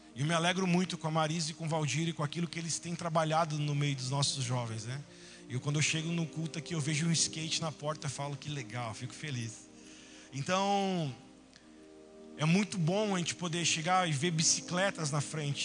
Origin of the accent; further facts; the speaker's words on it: Teotônia, Rio Grande do Sul, Brazil; chegou um momento na vida dos meus pais, que eles eram pastores ali em, em Teotônia